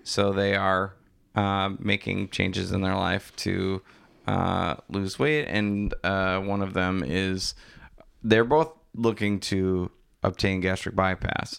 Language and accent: English; DeForest, Wisconsin, United States; I grew up in DeForest